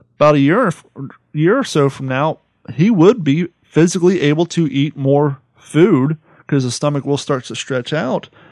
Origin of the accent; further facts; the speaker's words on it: Columbus, Ohio, United States; moved away; also born or lived in Grove City, Ohio / California; I grew up in Columbus